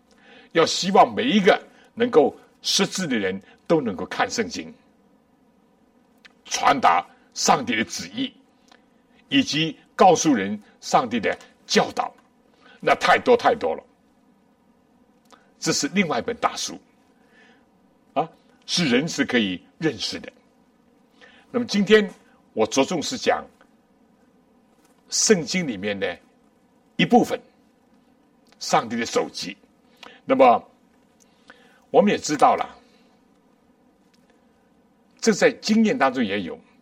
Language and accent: Chinese; China; 书展也好，书也好，这是近代人，我们中国人尤其都非常熟悉的。